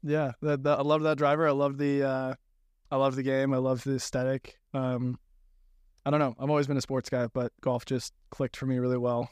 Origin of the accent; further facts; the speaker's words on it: Malibu, California, United States; I grew up in Malibu